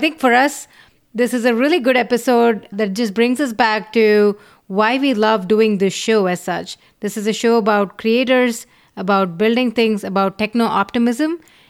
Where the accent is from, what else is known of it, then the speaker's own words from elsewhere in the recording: India; now in San Francisco, United States; We came from India about 15 years ago.